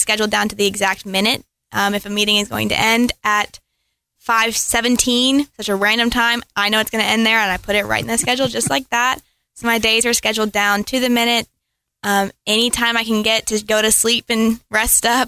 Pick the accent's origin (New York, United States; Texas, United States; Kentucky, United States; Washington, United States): Kentucky, United States; Frankfort; I am from Frankfort, Kentucky